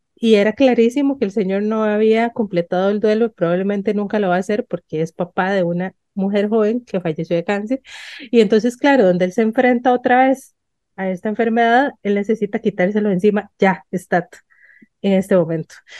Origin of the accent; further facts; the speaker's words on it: San Ramón, Alajuela, Costa Rica; yo crecí en San Ramón de Alajuela